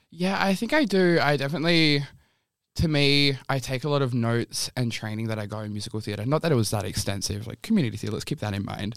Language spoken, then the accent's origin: English; Bunbury, Western Australia, Australia; now in Perth, Australia; I can still live the life I wanna live and be in my hometown